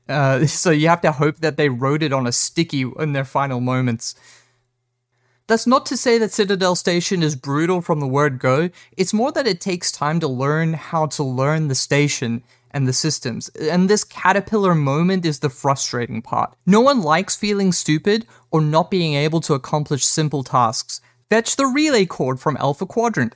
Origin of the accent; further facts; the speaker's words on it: South Africa; I'm South African